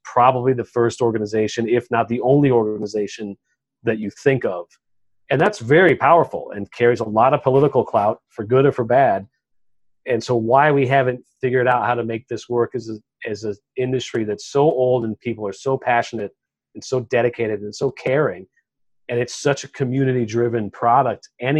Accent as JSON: {"language": "English", "region": "West Texas", "country": "United States", "said": "I'm from West Texas"}